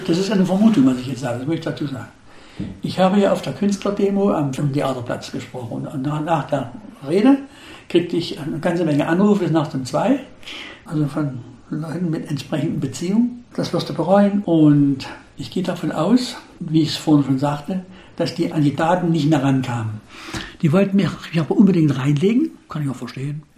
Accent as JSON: {"language": "German", "region": "Saxony", "country": "Germany", "said": "Als Sachse, als Deutscher, aber niemals als DDR-Bürger."}